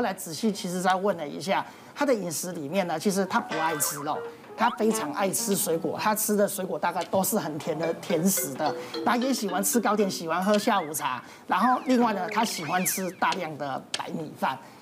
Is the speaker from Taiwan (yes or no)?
yes; Taiwan; 我们台湾人自己的体质